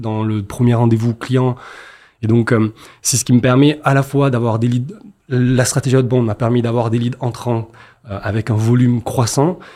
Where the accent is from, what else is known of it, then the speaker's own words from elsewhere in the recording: Marseille, Provence-Alpes-Côte d'Azur, France; je suis marseillais